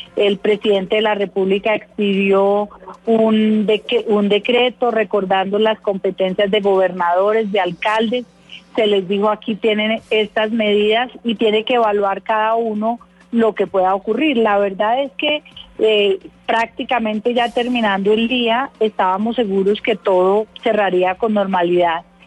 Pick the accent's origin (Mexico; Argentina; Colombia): Colombia; todos somos colombianos